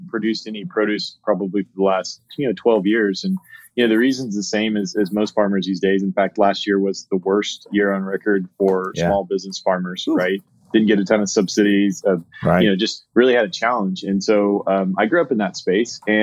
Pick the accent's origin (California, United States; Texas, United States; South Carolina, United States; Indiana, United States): Texas, United States; South; also born or lived in Austin, Texas; I'm native Texan, from South Texas, but live in Austin, Texas